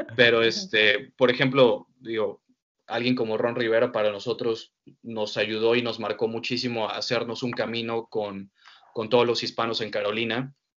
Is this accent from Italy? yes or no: no; Mexico; mi ciudad natal, que es Lapa, que fue donde yo empecé a transmitir